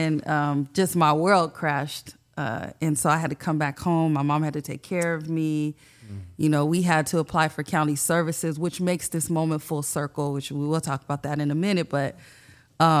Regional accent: San Diego, California, United States; also born or lived in Bonita, California; I grew up in Paradise Hills.

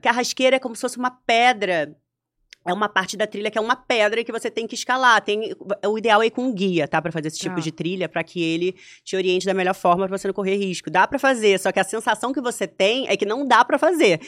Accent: Rio de Janeiro, Brazil; Eu sou carioca da gema, nasci no Meier

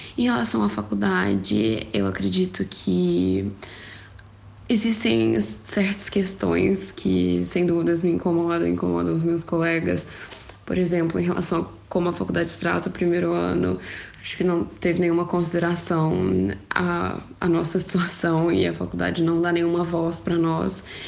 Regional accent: Minas Gerais, Brazil; moved away as an adult; now in Portugal; eu sou mineira, vim do interior

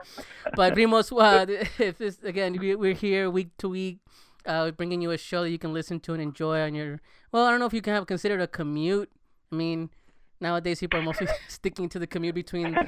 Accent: Los Angeles, California, United States; I grew up in L.A. I'm actually from L.A.

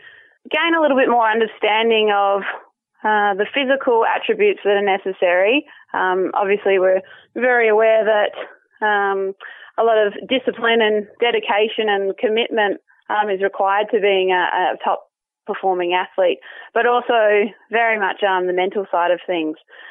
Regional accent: Perth, Western Australia, Australia; moved away; also born or lived in Chicago; Perth, Western Australia, which is actually my hometown

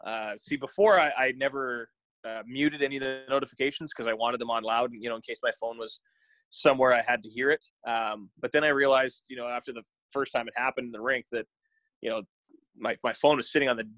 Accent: Virden, Manitoba, Canada; also born or lived in Winnipeg, Manitoba; That's my hometown.

